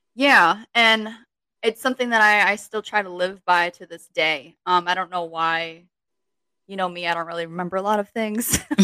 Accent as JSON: {"language": "English", "region": "Connecticut", "country": "United States", "also_born_or_lived": "Virginia", "moved": "as an adult", "lives_now": "New York, United States", "said": "As soon as I finished college, like that next month, I moved from Connecticut to Virginia"}